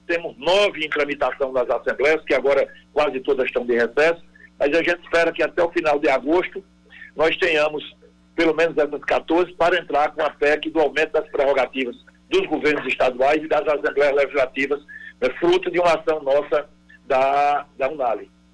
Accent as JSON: {"language": "Portuguese", "town": "Campina Grande", "region": "Paraíba", "country": "Brazil", "tie": "born or raised there", "moved": "yes", "lives_now": "João Pessoa, Brazil", "said": "eu sou filho de Campina Grande natural. Nasci em Campina Grande com muito orgulho"}